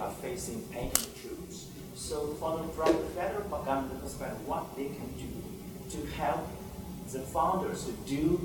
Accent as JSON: {"language": "English", "country": "China", "moved": "yes", "lives_now": "United States", "said": "I come from China"}